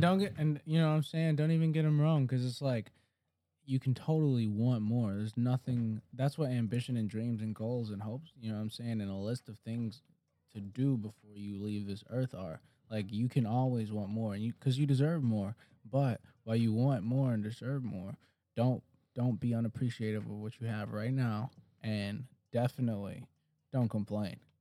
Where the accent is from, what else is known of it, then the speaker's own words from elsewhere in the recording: Detroit, Michigan, United States; I'm, I'm from Detroit